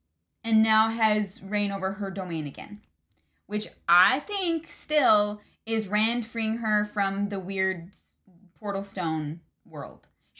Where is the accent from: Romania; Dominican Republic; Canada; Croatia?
Canada